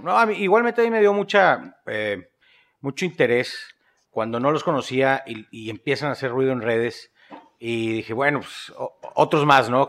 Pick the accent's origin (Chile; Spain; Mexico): Mexico; northern Mexico; empiezo yo como cualquier norteño en México, emprendiendo negocitos